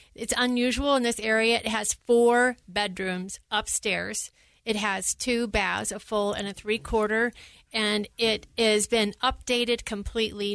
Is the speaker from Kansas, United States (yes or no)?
yes; Kansas, United States; now in Littleton, United States; I'm from Kansas. I came out here in nineteen seventy-nine.